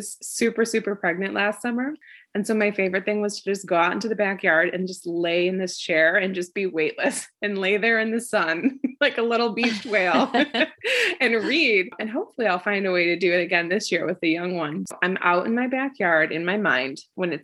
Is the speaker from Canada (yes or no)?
no; Midwest, United States; We are both from the Midwest